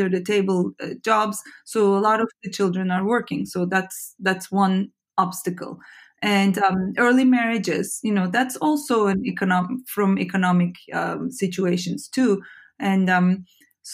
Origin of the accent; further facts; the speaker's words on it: Turkey; I grew up and studied in Turkey